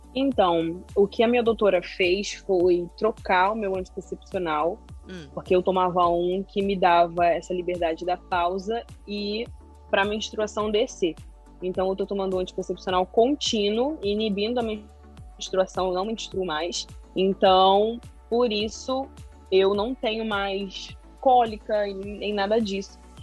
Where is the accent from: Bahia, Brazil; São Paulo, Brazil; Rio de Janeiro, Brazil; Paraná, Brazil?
Rio de Janeiro, Brazil; sou carioca, moro no Rio de Janeiro.